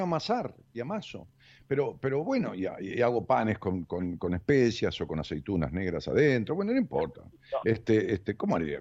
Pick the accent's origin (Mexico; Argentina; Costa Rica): Argentina; Ramos Mejía, Buenos Aires Province; de, allá de mi pueblo, de Ramos Mejía